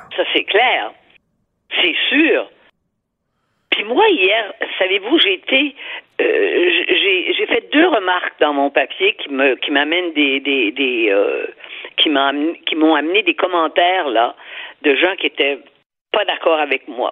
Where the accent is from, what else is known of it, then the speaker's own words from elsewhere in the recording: Quebec, Canada; chez nous au Québec